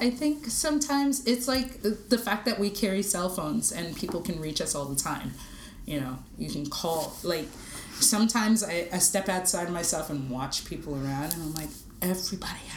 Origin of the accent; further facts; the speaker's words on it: Toronto, Ontario, Canada; Like, no, I'm from Toronto.